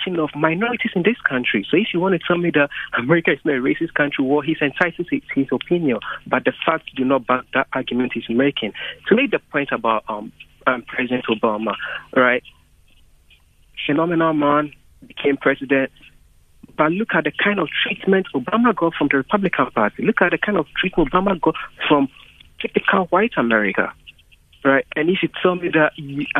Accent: Ghana; now in United States; I'm from Ghana originally

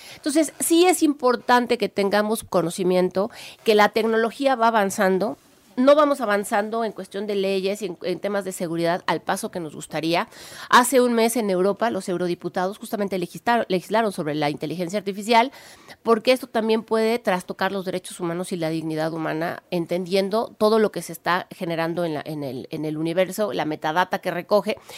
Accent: Puebla, Mexico; soy la primera poblana, e la OEA

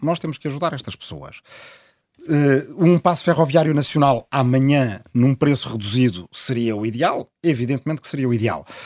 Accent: Azambuja, Lisbon, Portugal; Eu, eu sou da Zambuja, do Ribatejo, e cada vez mais há, há, gente que mora na minha aldeia de origem

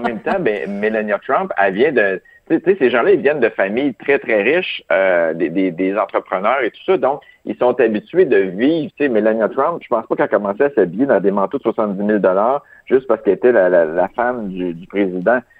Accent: Quebec, Canada; moi, je suis italien, québécois

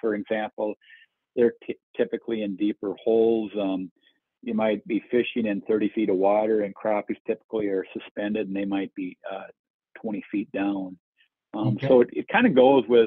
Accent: Minnesota, United States; growing up in Minnesota

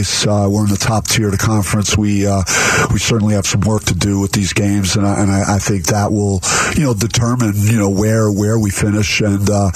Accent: East Coast, United States; now in Arizona, United States; I feel like Arizona feels like home to me, even though I'm from the East Coast. I've built a life out here

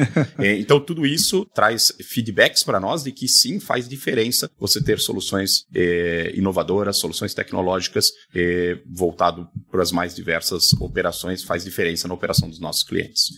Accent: South Region, Brazil; a região sul, de onde eu sou

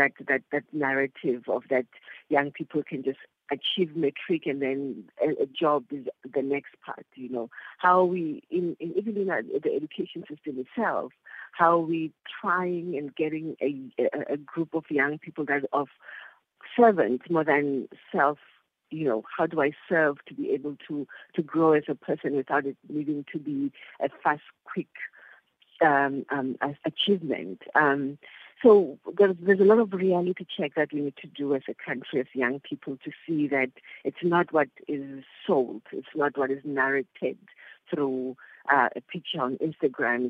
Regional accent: Soweto, Gauteng, South Africa; now in Langa, South Africa; I grew up in Soweto, I stay in Langa

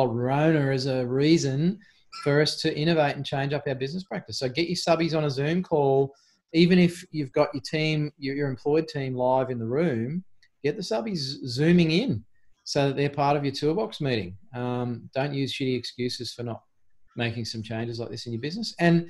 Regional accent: Queensland, Australia; I'm not a Queenslander anymore.

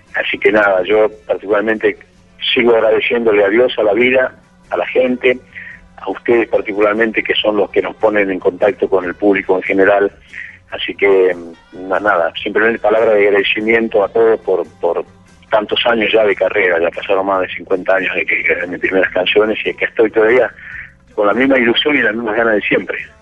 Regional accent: Argentina; yo estoy ahora en gira de verano aquí en mi país

